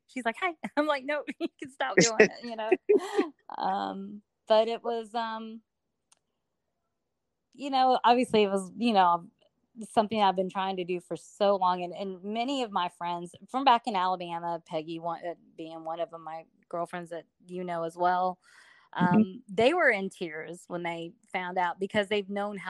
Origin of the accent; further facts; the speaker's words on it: Iwakuni, Yamaguchi, Japan; born there; I was born in Irukuni, Japan.